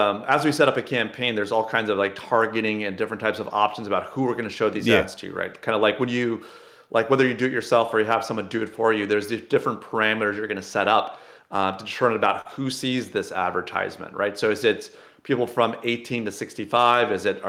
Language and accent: English; Illinois, United States; I grew up near Sydney, Illinois, right?